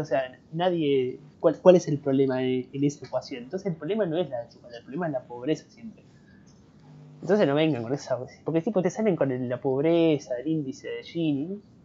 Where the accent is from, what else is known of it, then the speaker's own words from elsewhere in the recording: Argentina; acá en Argentina